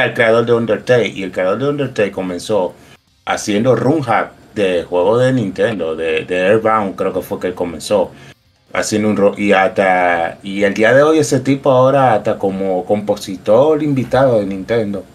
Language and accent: Spanish; Dominican Republic; Nosotros pagamos como americano en dólares.